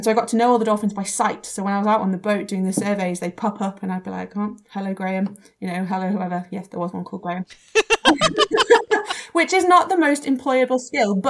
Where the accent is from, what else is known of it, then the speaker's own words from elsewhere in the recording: England, United Kingdom; I'm from England